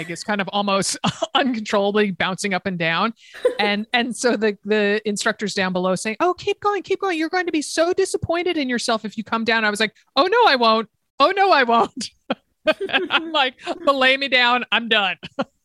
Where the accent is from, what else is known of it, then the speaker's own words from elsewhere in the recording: Connecticut, United States; growing up in Connecticut, it's not uncommon to see a paddle tennis court